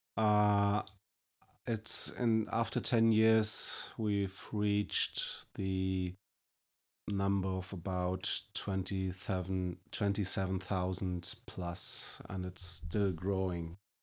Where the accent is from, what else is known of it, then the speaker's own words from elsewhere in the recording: Germany; I'm coming from Germany.